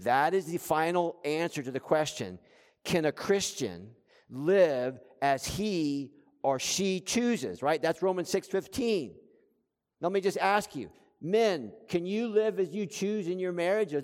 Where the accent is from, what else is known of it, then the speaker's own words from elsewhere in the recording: South Florida, United States; I grew up in South Florida.